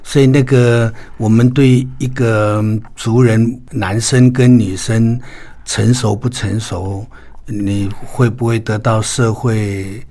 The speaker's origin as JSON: {"language": "Chinese", "country": "Taiwan", "said": "我们台湾的所有的汉人朋友"}